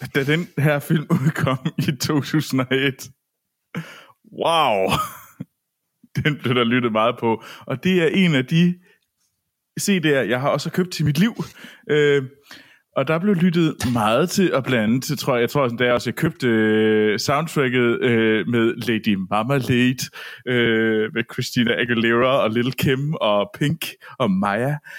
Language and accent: Danish; Herning, Central Denmark Region, Denmark; derhjemme i Herning, og øh, på bondegården